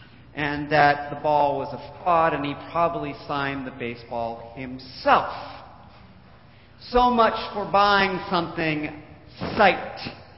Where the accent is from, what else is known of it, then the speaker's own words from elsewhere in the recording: Orange County, California, United States; also born or lived in Hawaii; now in California, United States; Growing up in Orange County, yes, I am an Angel fan